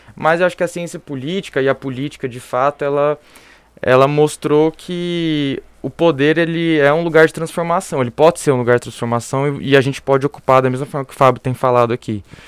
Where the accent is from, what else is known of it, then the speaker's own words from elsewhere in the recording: interior of São Paulo, Brazil; eu sou do interior de São Paulo